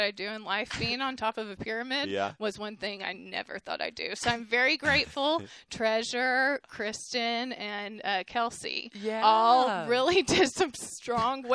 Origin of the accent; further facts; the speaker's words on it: Waco, Texas, United States; I grew up in Waco